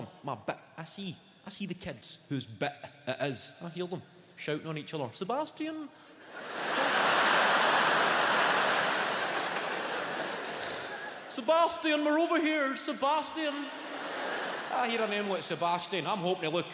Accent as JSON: {"language": "English", "town": "Clydebank", "region": "Scotland", "country": "United Kingdom", "tie": "born or raised there", "also_born_or_lived": "West End, Glasgow", "said": "I grew up in a council house. I grew up in Clydebank."}